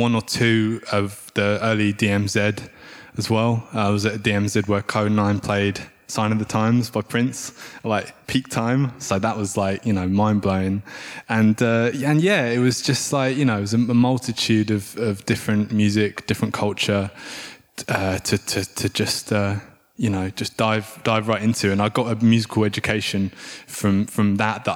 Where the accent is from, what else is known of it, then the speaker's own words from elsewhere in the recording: United Kingdom; moved away as an adult; also born or lived in South London; I grew up outside of London and I moved to South London.